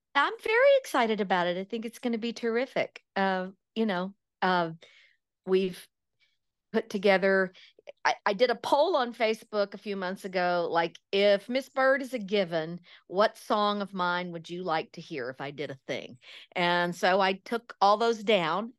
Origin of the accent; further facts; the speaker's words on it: East Texas, United States; I grew up in East Texas